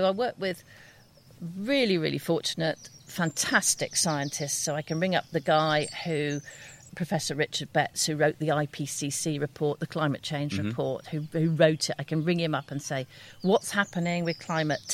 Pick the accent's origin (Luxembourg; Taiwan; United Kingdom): United Kingdom; North Devon, South West England; I grew up in North Devon on the edge of Exmoor, so really connected with nature there